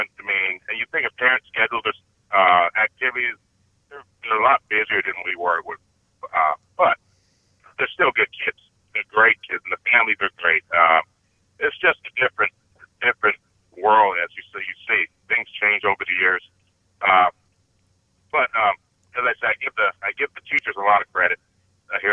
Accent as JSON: {"language": "English", "town": "Avondale", "region": "Arizona", "country": "United States", "tie": "born or raised there", "moved": "as an adult", "said": "I grew up with Sally in my hometown of Avondale where I grew up."}